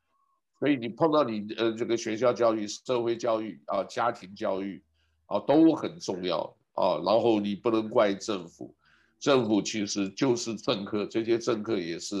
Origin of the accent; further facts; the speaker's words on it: Taiwan; now in United States; 因为在美国啊，这个是那个时候我刚从台湾来的时候很保守